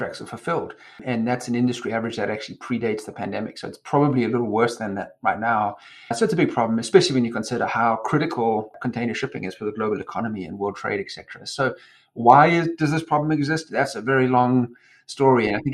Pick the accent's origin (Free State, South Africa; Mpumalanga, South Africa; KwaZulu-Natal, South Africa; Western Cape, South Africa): KwaZulu-Natal, South Africa; Durban; moved away; I was born and raised in South Africa and grew up in Durban